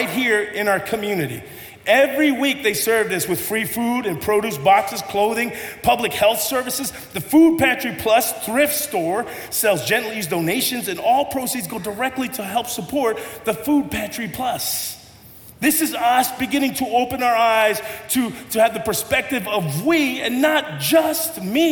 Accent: United States; I'm pretty Tongan, but I grew up here in America.

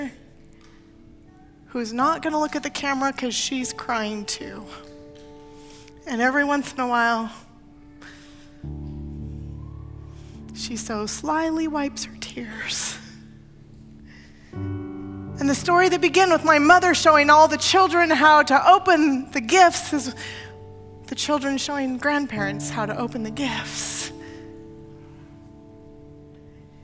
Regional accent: Portland, Oregon, United States; moved away; I grew up in Portland when the Fremont Bridge was built and opened.

